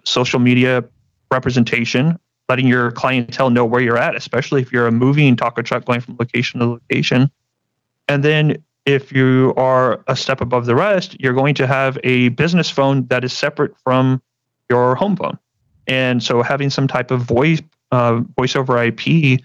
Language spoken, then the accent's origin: English; San Antonio, Texas, United States; I'm from San Antonio, Texas, born and raised here